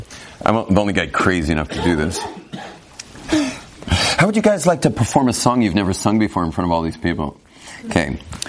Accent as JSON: {"language": "English", "town": "Los Angeles", "region": "California", "country": "United States", "tie": "born or raised there", "said": "Where I grew up in West LA in the 1970s, they just kind of, it was kind of like, grow up."}